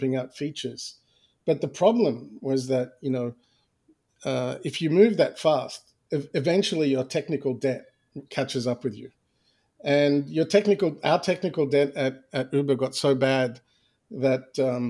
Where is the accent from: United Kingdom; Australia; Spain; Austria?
Australia; moved away; I was born and raised in Australia